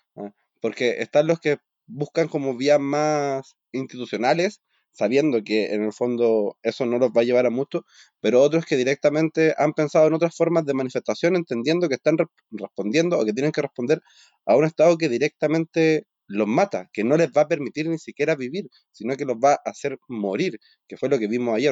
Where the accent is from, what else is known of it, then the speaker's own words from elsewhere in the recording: Chile; nosotros como chilenos